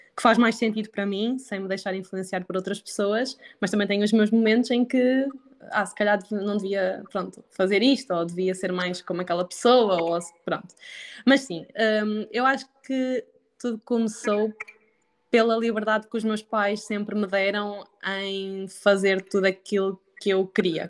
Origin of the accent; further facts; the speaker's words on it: Sangalhos, Aveiro District, Portugal; moved away as an adult; now in Coimbra, Portugal; Sou de Aveiro, mais precisamente de uma terriola chamada Sangalhos